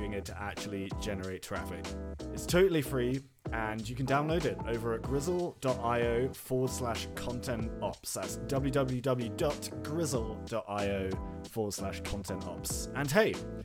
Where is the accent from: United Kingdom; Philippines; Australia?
United Kingdom; Being British, that's how we do things here.